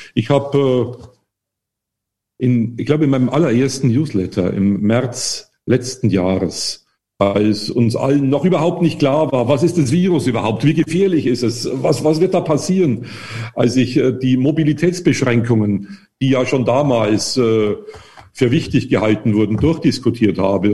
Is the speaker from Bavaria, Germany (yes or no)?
yes; the area of Wackersdorf, Bavaria, Germany; Ich komme ja aus der Gegend von Wackersdorf